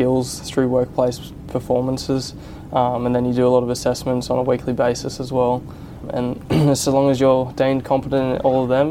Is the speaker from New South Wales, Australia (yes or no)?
yes; Central Coast, New South Wales, Australia; moved away as an adult; now in Kiama, Australia; I was originally from the Central Coast, and 4 years ago I moved down here full time